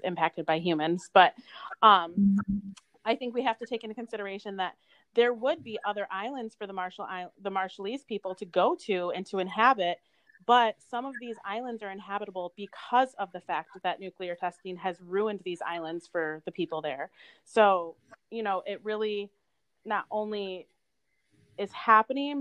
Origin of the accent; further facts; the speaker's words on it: United States; I'm American. I was born and raised here